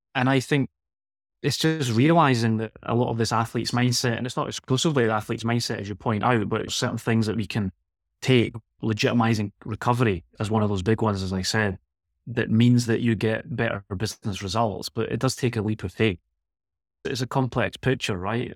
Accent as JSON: {"language": "English", "town": "Glasgow", "region": "Scotland", "country": "United Kingdom", "also_born_or_lived": "Girona", "moved": "as an adult", "lives_now": "Barcelona, Spain", "said": "I'm from Glasgow originally, so I was trying to escape the Scottish climate"}